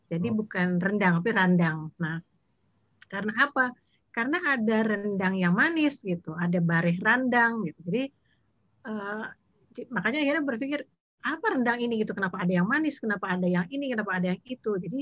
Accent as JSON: {"language": "Indonesian", "town": "Payakumbuh", "region": "West Sumatra", "country": "Indonesia", "said": "Jadi ada teman yang misalnya dari Batu Sangkar eh, karakter rendangnya beda, aku dari Payakumbuh lain lagi rendangnya."}